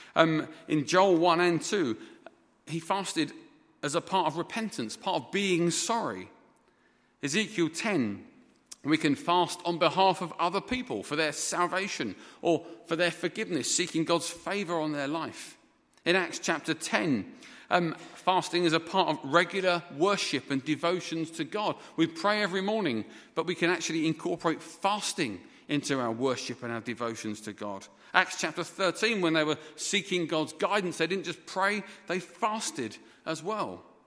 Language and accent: English; England, United Kingdom; moved away as an adult; also born or lived in Dhaka, Bangladesh; for being English